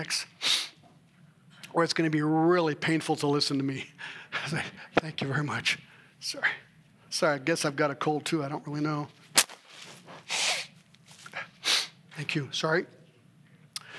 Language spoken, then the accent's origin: English; Switzerland; moved away; I was raised in Switzerland